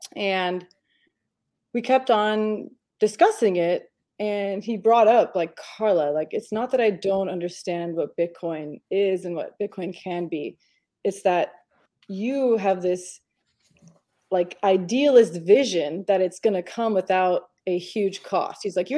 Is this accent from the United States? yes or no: no; Romania; I'm from Romania, born in Romania.